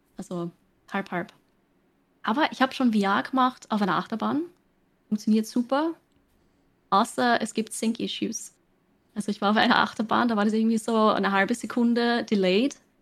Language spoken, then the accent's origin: German; Austria; accent: Austrian; Ich streame auf Englisch, ich komme aus Österreich